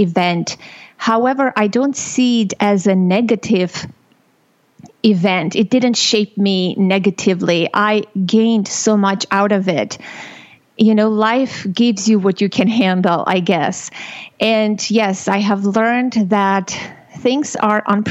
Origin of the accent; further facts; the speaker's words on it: Armenia; moved away; I was born and raised in Armenia